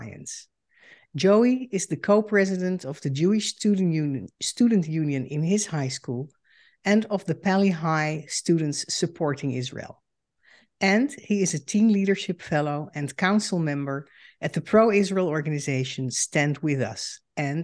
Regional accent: Netherlands; moved away as an adult; now in United States; I am a Dutch Jew and the daughter of Holocaust survivors. In 2006, I emigrated to the United States

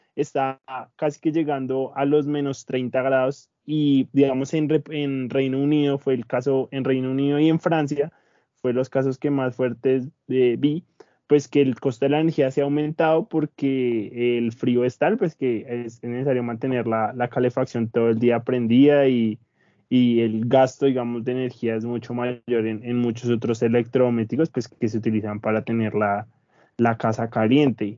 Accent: Colombia; nosotros como colombianos

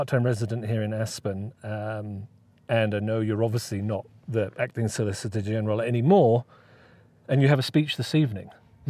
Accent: United Kingdom; As a Brit

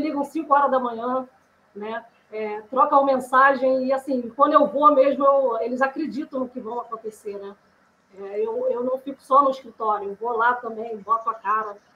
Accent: Rio de Janeiro, Brazil; eu sou do Rio de Janeiro

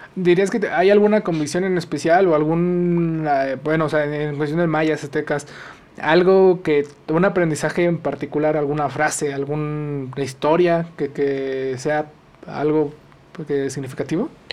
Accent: Mexico; nosotros como mexicanos

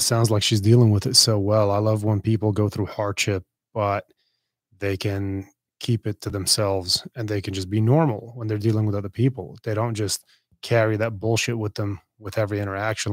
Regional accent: Beirut, Beirut Governorate, Lebanon; moved away; I'm from Beirut. Yeah, I'm from Lebanon

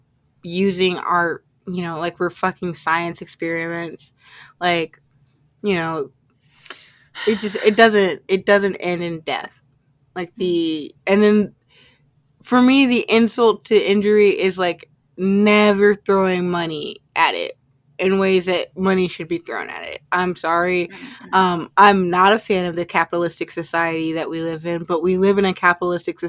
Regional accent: Indianapolis, Indiana, United States; here in my hometown in Indianapolis

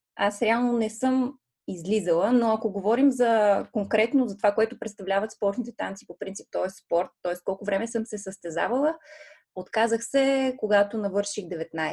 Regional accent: Plovdiv, Plovdiv Province, Bulgaria; една от големите школи по балет в Пловдив, откъдето съм аз родом

